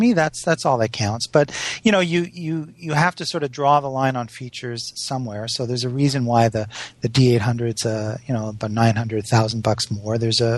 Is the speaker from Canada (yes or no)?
yes; Montreal, Quebec, Canada; But Valerie, I'm from Montreal, and I thought it's not Jardin?